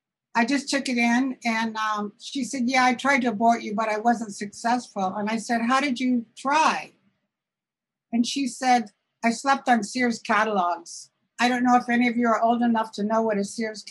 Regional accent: Southern Illinois, United States; moved away as an adult; also born or lived in Chicago; now in Santa Rosa, United States; I wasn't born in California. I was born in Southern Illinois in a small town.

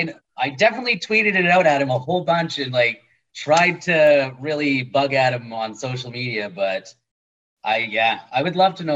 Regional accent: Winnipeg, Manitoba, Canada; I'm from Winnipeg, you idiot

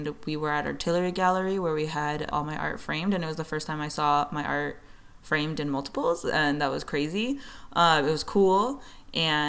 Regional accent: San Francisco, California, United States; I'm from the Mission District, born and raised, and still work and live in San Francisco

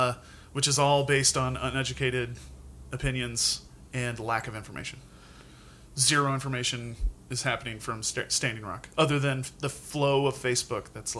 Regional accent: Helena, Montana, United States; moved away; also born or lived in Pacific Northwest; And then I spent half my life in Montana, surrounded by an amazing amount of culture that, like, growing up in Helena, it was all looked down upon.

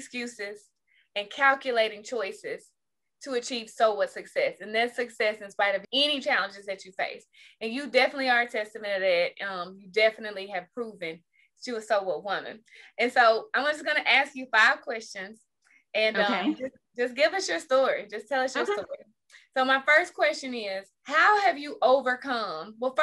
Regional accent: Jackson, United States; I'm from Jackson

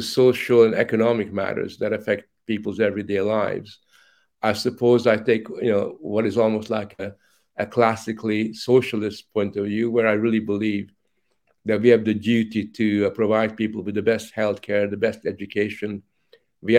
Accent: Hungary; moved away; also born or lived in Canada; as a child, growing up in Hungary

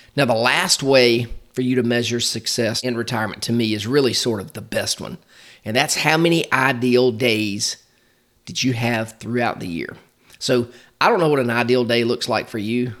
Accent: Macon, Georgia, United States; my hometown of Macon, Georgia

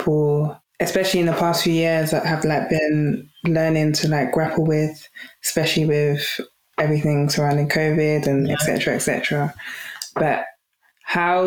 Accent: Nigeria; I'm Nigerian, in Igbo culture

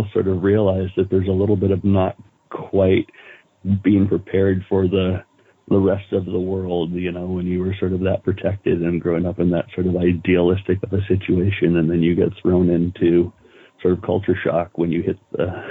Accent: Green Gulch Farm, California, United States; born or raised there

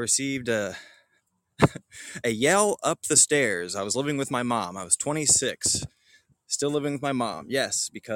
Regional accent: Metropolis, Illinois, United States; growing up in Metropolis

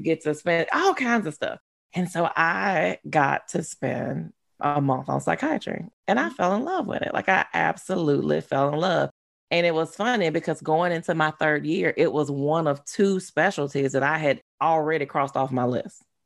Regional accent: Baton Rouge, Louisiana, United States; I grew up in uh, Baton Rouge. I grew up in South Louisiana.

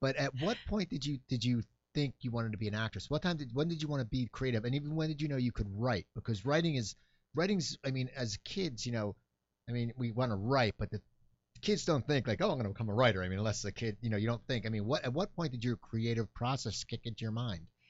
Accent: Cherry Hill, New Jersey, United States; moved away; I grew up in Cherry Hill, New Jersey

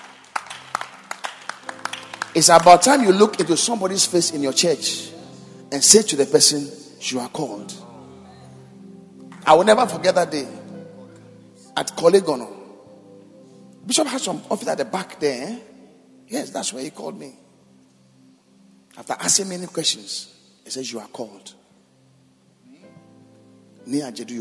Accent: Accra, Greater Accra, Ghana; I grew up in Kaneshi

